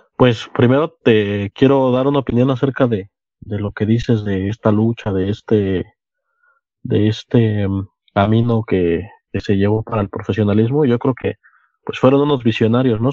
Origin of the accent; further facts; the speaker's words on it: Ciudad Cooperativa Cruz Azul, Hidalgo, Mexico; nací aquí en Ciudad Cooperativa Cruz Azul y desde siempre he vivido aquí.